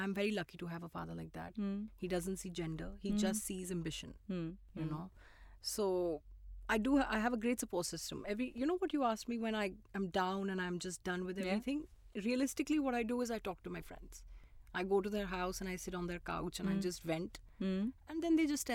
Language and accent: English; Shimla, Himachal Pradesh, India; I was born in Shimla